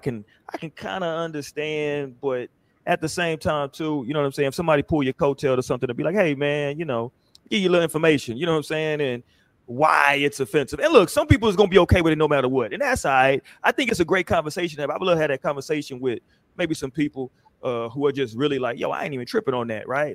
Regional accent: Houston, Texas, United States; growing up in Houston

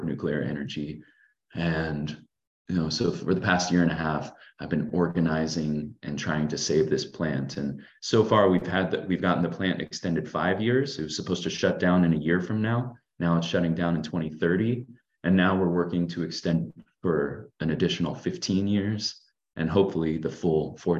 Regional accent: California, United States; growing up in California and working in solar

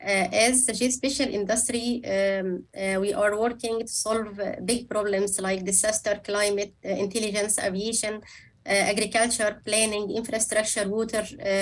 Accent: Cairo, Cairo Governorate, Egypt; And Cairo is really a wonderful place. Egyptians are friendly, open to other cultures, and known for their good hospitality.

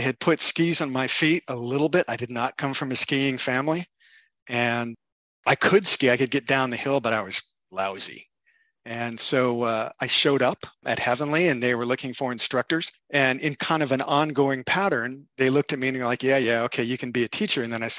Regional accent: Napa, California, United States; also born or lived in Pinole, California / Quebec; I grew up in Napa. I grew up around wine and winemakers' kids.

